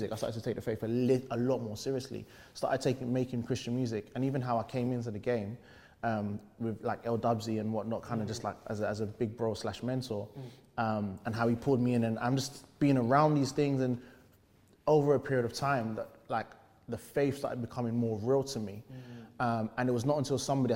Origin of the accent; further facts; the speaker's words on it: London, United Kingdom; I grew up in East London